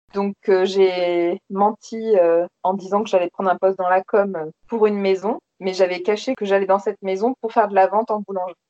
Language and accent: French; between Bordeaux and Toulouse, south of France, France; moved away as an adult; also born or lived in Normandy / Paris; now in London, United Kingdom; je suis née en Normandie, mais j'ai grandi essentiellement euh, dans le sud de la France, euh, entre Bordeaux et Toulouse.